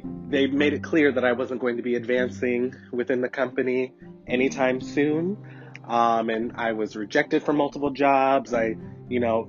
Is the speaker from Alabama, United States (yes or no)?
no; Portland, Oregon, United States; I am born and raised in the City of Roses, Portland, Oregon